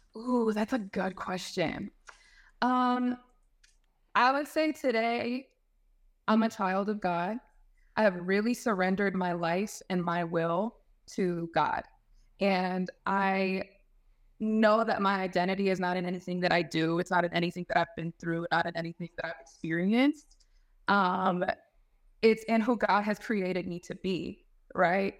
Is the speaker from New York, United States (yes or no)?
no; Fayetteville, North Carolina, United States; originally from Fayetteville, North Carolina